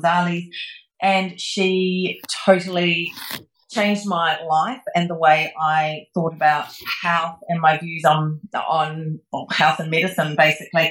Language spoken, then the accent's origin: English; New Zealand; moved away; back when I lived in New Zealand, I became a registered nurse after I left school